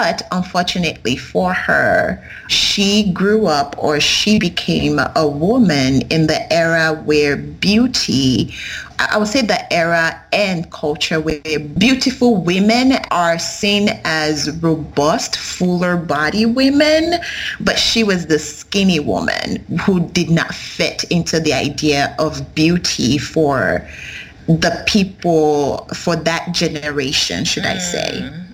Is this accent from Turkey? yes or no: no; Nigeria; I am a Yoruba person. I am from the Yoruba tribe.